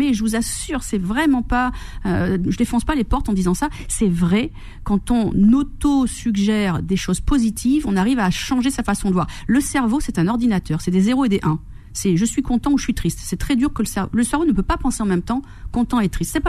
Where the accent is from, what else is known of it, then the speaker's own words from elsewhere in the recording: Corsica, France; moved away; Oui, je suis corse.